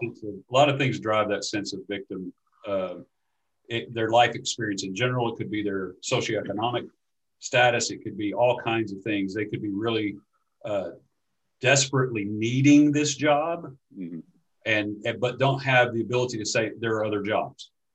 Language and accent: English; Shreveport, Louisiana, United States; moved away as an adult; also born or lived in Dallas Fort Worth; now in East Texas, United States; I'm from Shreveport, Louisiana. That's where I was raised, and so is my wife